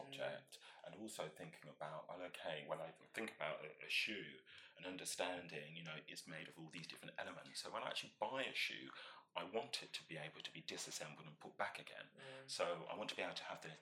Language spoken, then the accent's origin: English; Northampton, East Midlands, United Kingdom; I was born in Northampton, which, as many people know, is the home of shoe manufacturing in the UK